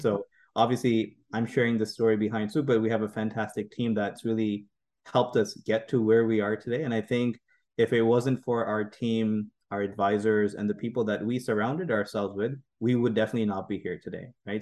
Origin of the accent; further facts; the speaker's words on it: Saudi Arabia; also born or lived in Pakistan; now in Canada; me born in, you know, uh, in Pakistan, growing, growing up in Saudi Arabia